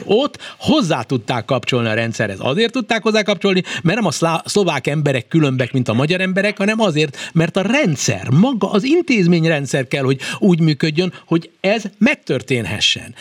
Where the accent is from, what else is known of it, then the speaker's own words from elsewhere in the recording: Hungary; nem tehetek arról, hogy magyar vagyok, nekem a magyar nyelv van mindenem, a magyar szívem